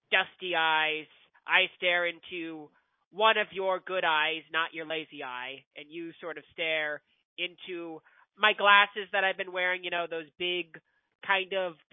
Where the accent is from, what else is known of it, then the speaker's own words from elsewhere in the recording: Virginia, United States; moved away; I'm I was originally from Virginia, and in the South we hugged each other all the time. But then I moved to Oregon, and like nobody wants to hug anymore.